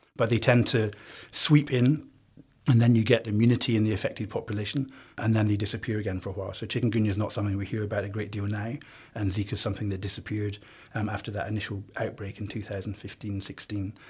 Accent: Scotland, United Kingdom; now in Australia; So I'm Scottish

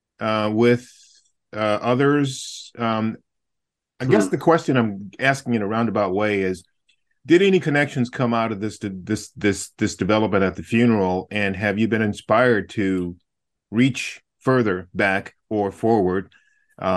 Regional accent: Southside Virginia, United States; I grew up in Southside Virginia

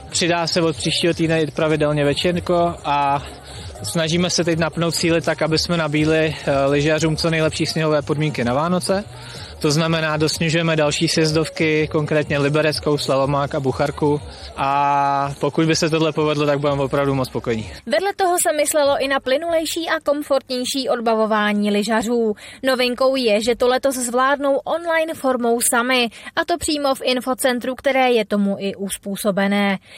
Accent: Prague, Czechia; Jsem z Prahy a byla jsem poprvé.

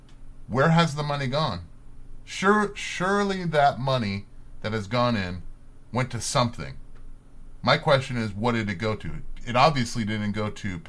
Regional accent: Spring, Texas, United States; moved away; I grew up in Spring, Texas

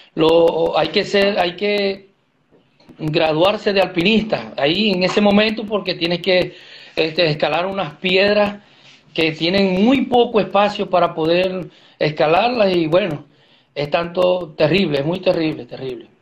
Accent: Venezuela; moved away as an adult; volver atrás a Venezuela no, no, no es la opción porque salimos de Venezuela

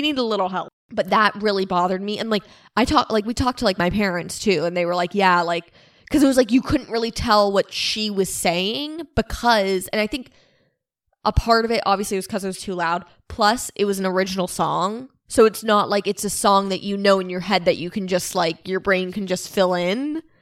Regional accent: Pennsylvania, United States; we're from Pennsylvania

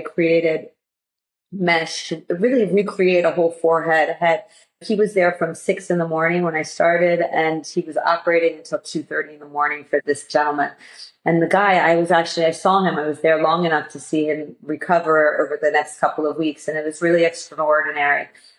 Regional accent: outside of Baltimore, Maryland, United States; moved away as an adult; also born or lived in New York City / California / Washington, D.C.; now in London, United Kingdom; I grew up outside of Baltimore, which is where Hopkins is, went to a lovely all-girls school.

